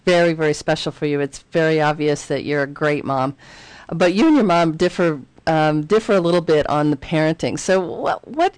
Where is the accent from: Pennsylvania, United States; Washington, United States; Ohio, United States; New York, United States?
Pennsylvania, United States; Philadelphia; I grew up in Philadelphia